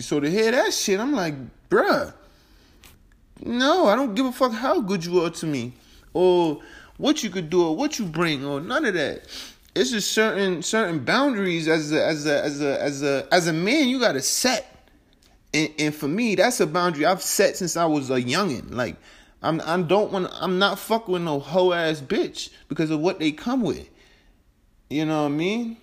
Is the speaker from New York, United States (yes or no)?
yes; New York, United States; moved away; also born or lived in Denver, Colorado; I'm originally from New York. So I'm from a big metropolitan city